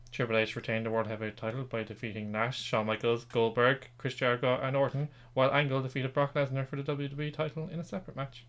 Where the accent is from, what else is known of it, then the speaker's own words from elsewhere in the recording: Ireland; we are both Irish